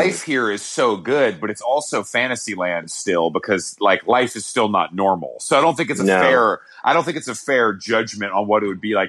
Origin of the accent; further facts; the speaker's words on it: Atlanta, Georgia, United States; also born or lived in Los Angeles; now in New York, United States; I'm originally from Atlanta. I've lived in New York for like 12 years, and I've been in LA. I'm gonna be here till September